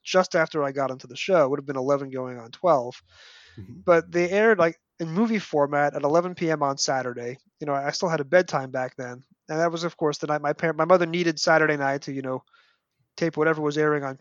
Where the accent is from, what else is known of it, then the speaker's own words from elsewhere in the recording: New York, United States; growing up in New York